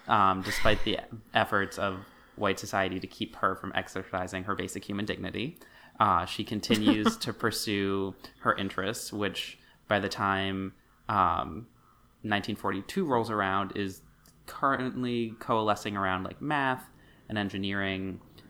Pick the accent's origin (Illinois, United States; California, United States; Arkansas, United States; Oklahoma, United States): Arkansas, United States; And especially like growing up in Arkansas where like you're not near the ocean